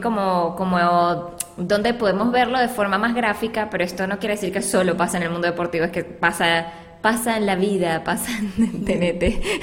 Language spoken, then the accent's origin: Spanish; Venezuela; now in Colombia; nosotros que somos pues venezolanas eh, de nacimiento